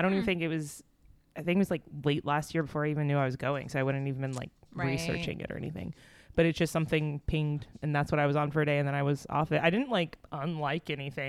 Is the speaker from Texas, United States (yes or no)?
yes; Texas, United States; In growing up in Texas, it's yeah. just osmosis. Osmosis.